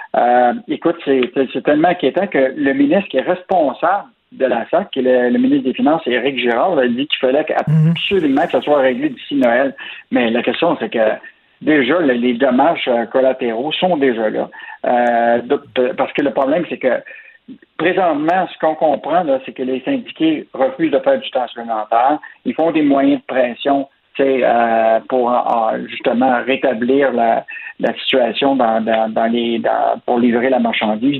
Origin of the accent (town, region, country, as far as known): Quebec, Canada